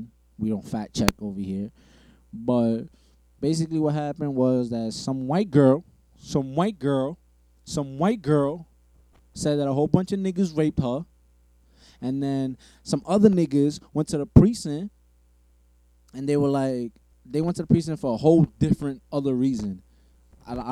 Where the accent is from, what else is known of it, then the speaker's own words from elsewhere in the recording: New York City, New York, United States; I'm a nigga from Brooklyn